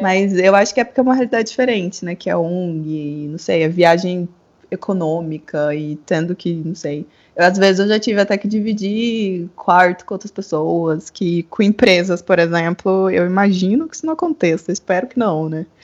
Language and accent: Portuguese; Brazil; moved away as an adult; also born or lived in Europe / Prague / Chile; now in San José, Costa Rica; eu saí do Brasil em 2016